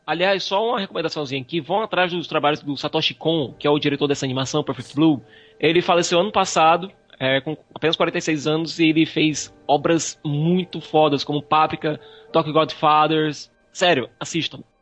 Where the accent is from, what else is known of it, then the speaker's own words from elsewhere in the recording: Brazil; eu sou brasileiro